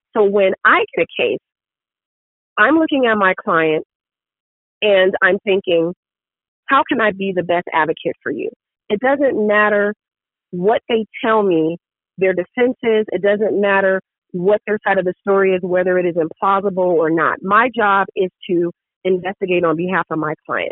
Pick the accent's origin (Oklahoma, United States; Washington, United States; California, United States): California, United States; San Diego; in San Diego, which is my hometown. I love it. Born and raised in San Diego